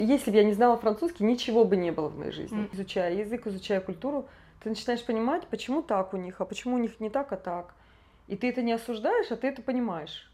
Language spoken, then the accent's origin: Russian; Krasnoyarsk, Krasnoyarsk Krai, Russia; moved away as an adult; now in Paris, France; сама я из Красноярска, из Сибири.